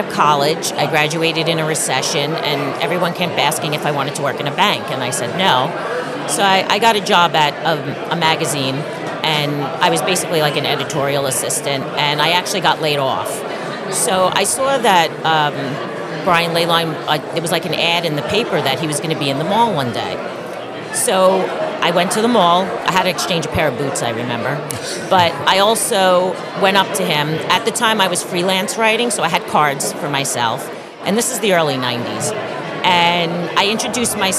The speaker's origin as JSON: {"language": "English", "town": "New York City", "region": "New York", "country": "United States", "tie": "born or raised there", "said": "growing up on Staten Island and also teaching in two of the three colleges here"}